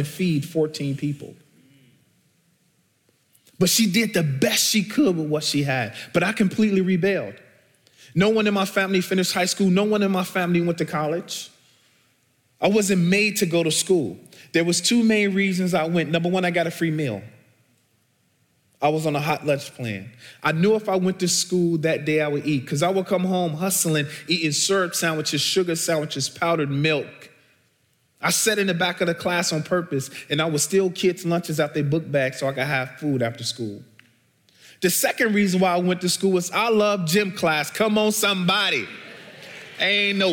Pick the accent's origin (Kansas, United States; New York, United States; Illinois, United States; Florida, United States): Illinois, United States; Chicago; So I'm originally from Chicago, born and bred. I grew up in the housing projects called Argyle Gardens on the south side of Chicago